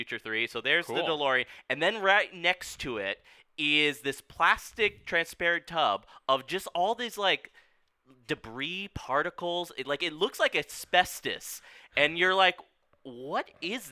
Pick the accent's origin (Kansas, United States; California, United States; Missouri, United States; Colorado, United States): California, United States; Laguna Beach; I grew up in Laguna Beach